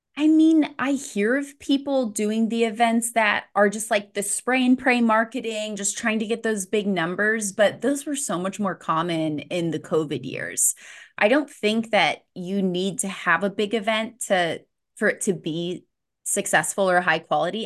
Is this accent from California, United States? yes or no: no; St. Petersburg, Florida, United States; my hometown in Saint Pete, Florida